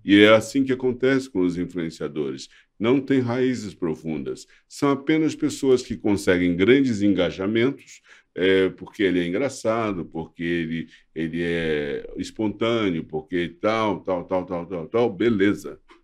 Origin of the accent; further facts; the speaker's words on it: Brazil; Eu sou brasileiro, amo esse país, amo o meu povo